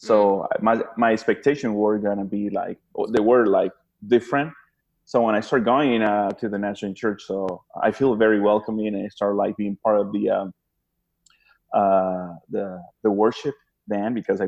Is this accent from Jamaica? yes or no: no; Honduras; moved away as an adult; now in Bakersfield, United States; I am from Honduras